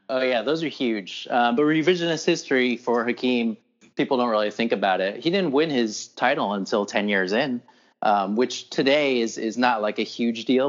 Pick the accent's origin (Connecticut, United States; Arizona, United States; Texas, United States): Texas, United States; Houston; I'm from Houston